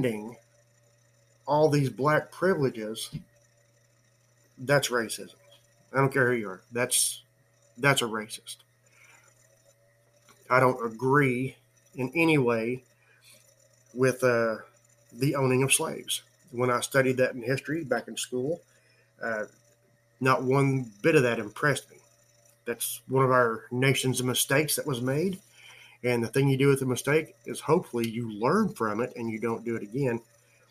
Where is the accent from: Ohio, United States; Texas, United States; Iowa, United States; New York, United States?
Texas, United States; San Antonio; I was born in San Antonio, Texas, from a full-blooded Indian father and a full-blooded Irish mother